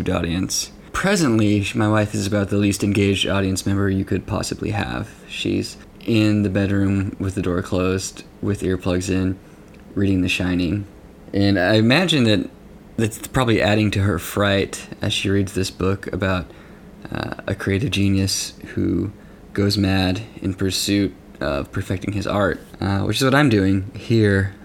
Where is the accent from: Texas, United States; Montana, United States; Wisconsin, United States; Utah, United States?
Texas, United States; Lubbock; moved away; my hometown of Lubbock